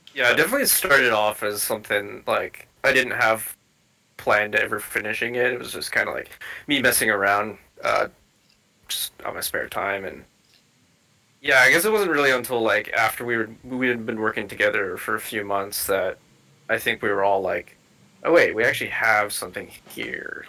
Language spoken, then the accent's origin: English; Canada; I'm from Canada.